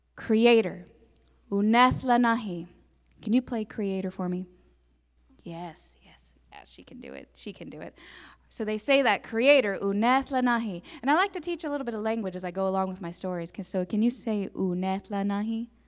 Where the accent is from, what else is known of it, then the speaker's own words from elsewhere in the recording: Tahlequah, Oklahoma, United States; I'm, I'm from Tahlequah. I grew up here